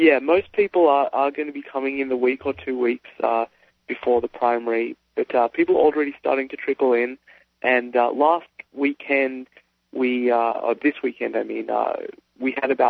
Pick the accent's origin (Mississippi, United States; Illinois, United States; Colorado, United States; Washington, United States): Washington, United States; Seattle; I'm from Seattle